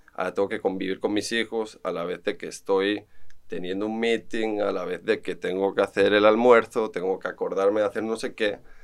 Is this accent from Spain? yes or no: yes; Barcelona, Catalonia, Spain; moved away as an adult; now in Costa Rica; estuve formándome en Barcelona, soy español, arquitecto de profesión